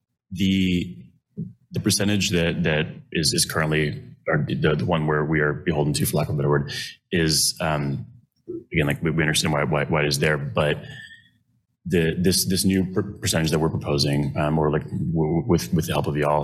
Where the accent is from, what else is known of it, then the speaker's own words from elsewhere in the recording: Lawrence, Kansas, United States; I grew up in Lawrence and I was born here